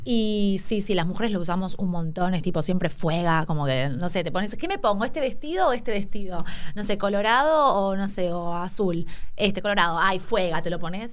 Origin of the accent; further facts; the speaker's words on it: Escobar, Buenos Aires Province, Argentina; also born or lived in San Telmo, Buenos Aires; Yo nací en San Telmo, en realidad, pero cuando era muy baby, ponele que, no sé, a los mm, dos años, o sea, bebé, era bebé ya me fui me mudé a Escobar a, un country con mi familia.